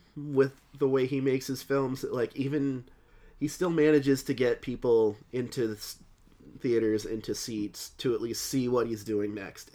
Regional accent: New England, United States; we're from New England

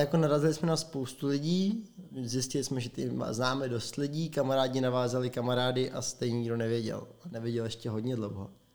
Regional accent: Prague, Czechia; moved away as an adult; now in Plzeň, Czech Republic; My jsme oba dva Pražáci. Zapráskaní Pražáci

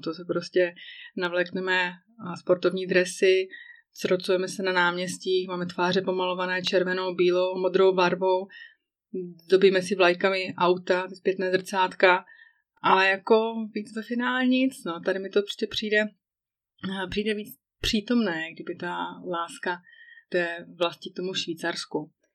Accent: Czechia; moved away as an adult; now in Switzerland; že jsem Češka

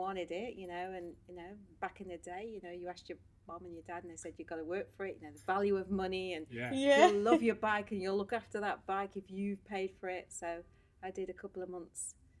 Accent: England, United Kingdom; moved away as an adult; also born or lived in Ireland; now in Australia; As you can tell by my accent, probably. I am half English-Irish and I've been in Australia since 2003.

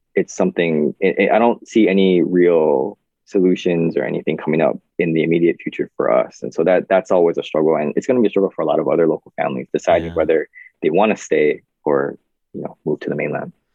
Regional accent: Kaneohe, Hawaii, United States; I grew up on the windward side, uh, in Kaneohe side

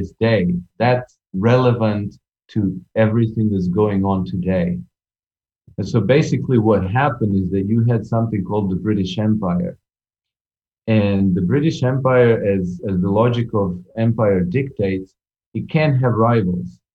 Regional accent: Croatia; I was born in Yugoslavia. Now I'm from Croatia

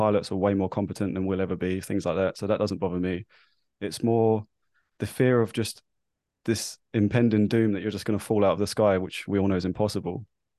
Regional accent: London, United Kingdom; now in New Zealand; I am obviously from London. I now live in New Zealand. So my accent, as you can tell, might be slightly skew-iff.

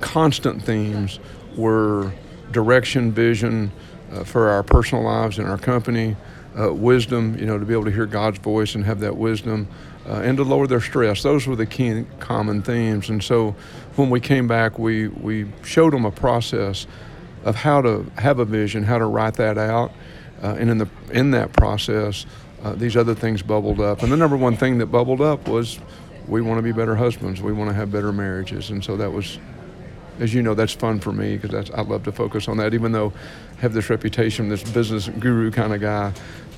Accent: Paris, Texas, United States; born and raised in Paris, Texas

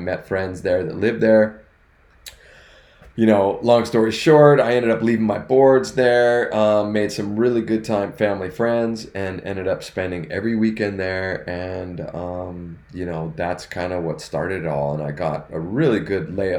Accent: Northern California, United States; now in Southern California, United States; we grew up in Northern California, and we had a place in Lake Tahoe

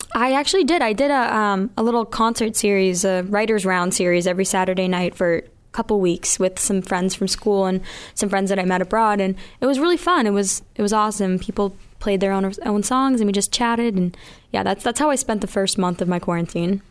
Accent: Mansfield, Massachusetts, United States; also born or lived in Miami, Florida; I'm from Mansfield, Massachusetts, and I'm 21, just turned 21.

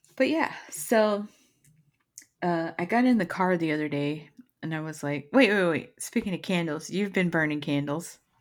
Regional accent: Texas, United States; moved away; I'm from Texas and we don't have basements

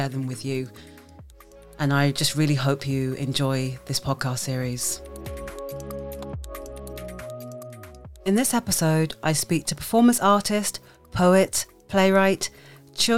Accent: United Kingdom; a queer woman of colour who was born in the UK, but my roots really, really exist in the Caribbean

